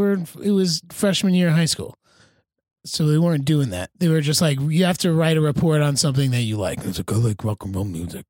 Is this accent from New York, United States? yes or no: no; New Jersey, United States; I grew up in North Jersey in a public high school.